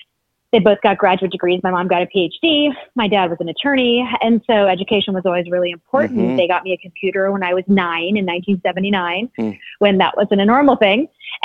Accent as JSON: {"language": "English", "town": "Tampa", "region": "Florida", "country": "United States", "tie": "born or raised there", "said": "I grew up in Tampa, Florida. My dad was an attorney, so he had a job there. Super random location. My family has been in the South for many hundreds of years. And I just happened to grow up there."}